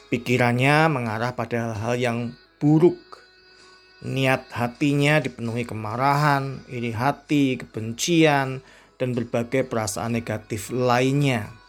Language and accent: Indonesian; Indonesia; saya berasal dari Indonesia.